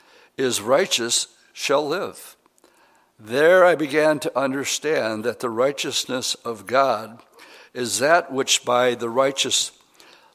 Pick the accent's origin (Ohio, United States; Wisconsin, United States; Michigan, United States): Wisconsin, United States; Oshkosh; I grew up in Oshkosh, Wisconsin